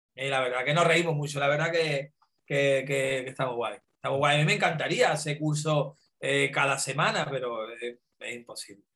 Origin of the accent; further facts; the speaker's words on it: Andalusia, Spain; donde yo nací, eh, donde yo empecé a trabajar y, me he criado, el estudio de tatuaje más cerca yo lo tenía a una hora en coche